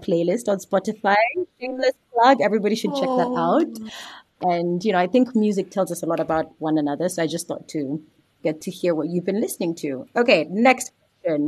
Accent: Kenya; I'm a Kenyan journalist

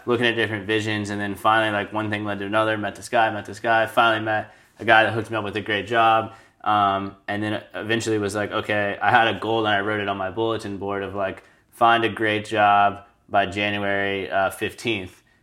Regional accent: Charleston, United States; moved away; when my parents, uh, moved from Charleston, obviously it was very sad. That's where I grew up

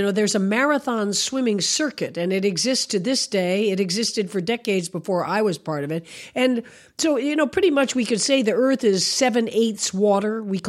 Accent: southern Florida, United States; I grew up down in southern Florida. In 1959, I was 9 years old.

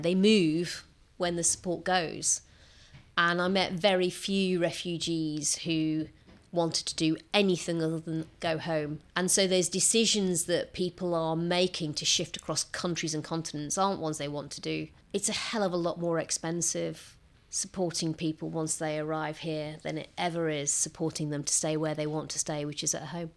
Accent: Rotherham, Yorkshire and the Humber, United Kingdom; communities like the one I grew up in in Rotherham

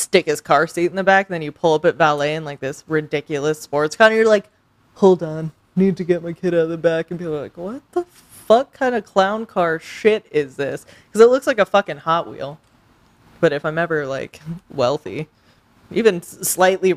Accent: Los Angeles, California, United States; I'm from L.A.

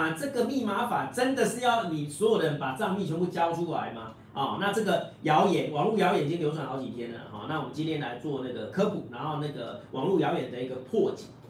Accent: Taiwan; 我们台湾人都喜欢吃鸡排。

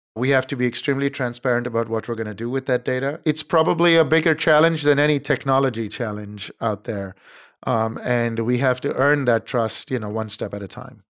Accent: India; moved away as an adult; also born or lived in Cambridge, Massachusetts; now in United States; I was born and raised in India

